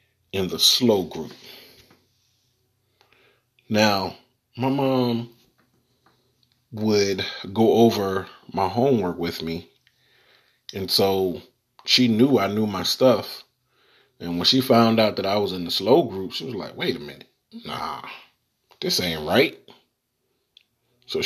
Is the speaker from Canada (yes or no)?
no; the South, United States; I am from the South, born and raised.